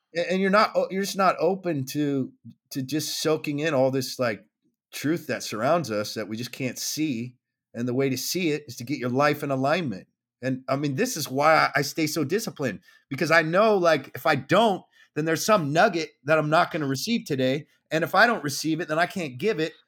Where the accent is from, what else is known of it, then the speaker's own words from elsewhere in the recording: Southern California, United States; I grew up in Southern California